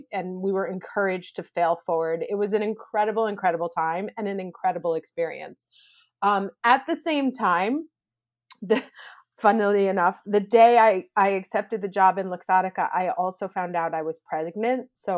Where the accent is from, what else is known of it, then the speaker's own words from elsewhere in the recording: New York, United States; moved away as an adult; now in Italy; So I am originally from New York, actually, and I moved to Italy when I was 24 years old. And I started working in advertising here.